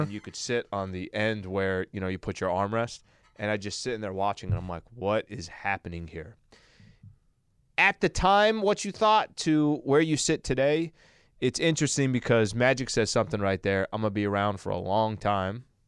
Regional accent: La Mesa, California, United States; also born or lived in El Cajon, California; I was born in La Mesa

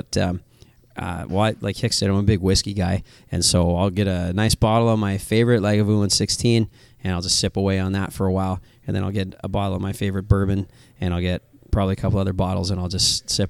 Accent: Saskatoon, Saskatchewan, Canada; we're not from here, you know, we're Western Canadian kids. And trust me, growing up out there, this is a different world, right? Like, and it's a long fucking way away from Saskatoon.

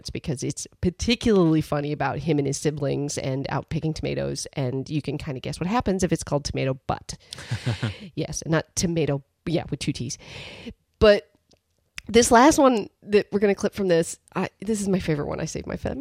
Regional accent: Illinois, United States; moved away; I'm originally from Illinois and this is Minnesota

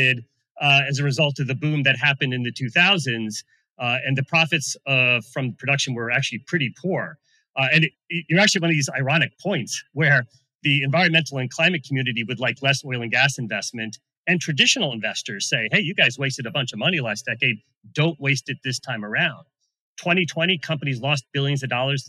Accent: United States; I'm an American

